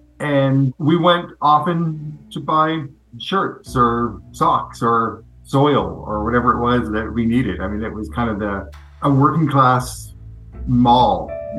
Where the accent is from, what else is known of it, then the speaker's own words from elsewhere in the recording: Fircrest, Washington, United States; I grew up in Faircrest in the 70s.